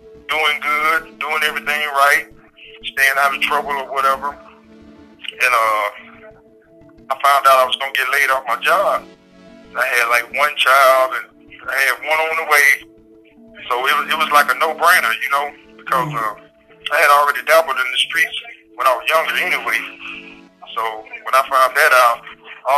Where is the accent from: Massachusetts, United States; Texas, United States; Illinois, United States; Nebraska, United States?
Texas, United States; Tyler; I'm from Tyler, Texas